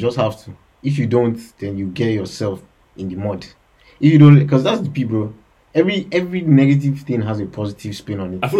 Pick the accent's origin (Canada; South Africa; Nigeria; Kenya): Nigeria; Kano State; also born or lived in Abuja; now in Bath, United Kingdom; I'm from Kano State in Nigeria.